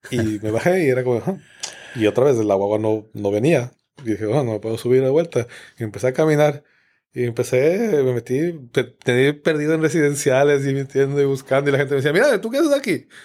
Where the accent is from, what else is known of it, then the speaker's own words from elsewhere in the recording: Quito, Pichincha, Ecuador; Yo soy de Quito, exacto. es una ciudad grande, grande